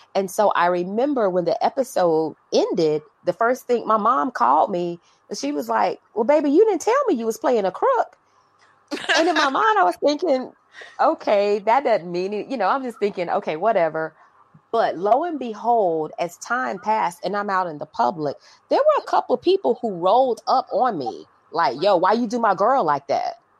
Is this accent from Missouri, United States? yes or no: no; Fayetteville, North Carolina, United States; Fayetteville, North Carolina. Shout out to the homie …. … and I are from the same hometown